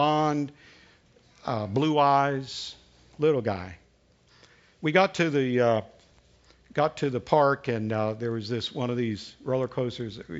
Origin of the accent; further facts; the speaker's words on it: the South, United States; accent: Southern; first language English; my native tongue is Southern